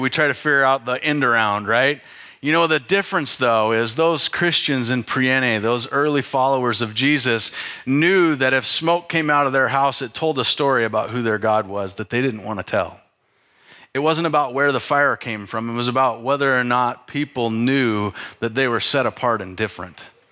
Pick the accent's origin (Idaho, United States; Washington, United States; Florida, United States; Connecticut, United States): Idaho, United States; North; I grew up in North Idaho with a fireplace to heat the house